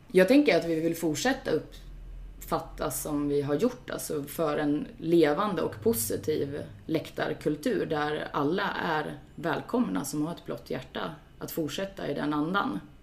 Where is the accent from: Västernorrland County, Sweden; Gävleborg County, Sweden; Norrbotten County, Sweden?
Västernorrland County, Sweden; Sundsvall; moved away as an adult; also born or lived in Gothenburg; jag är ju född här i Sundsvall Eh, och har bott i Göteborg, flyttat tillbaks hit för två år sedan. Eh, har gått på GIF-matcher eh, sedan jag var 12 år